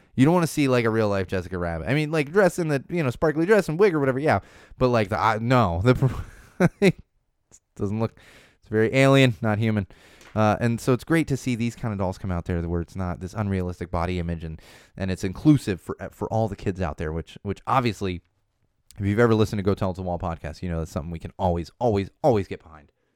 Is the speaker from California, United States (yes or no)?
yes; Southern California, United States; I grew up in Southern California